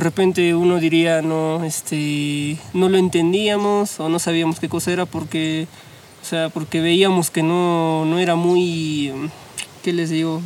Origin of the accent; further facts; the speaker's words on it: Huancayo, Junín, Peru; soy de Huancayo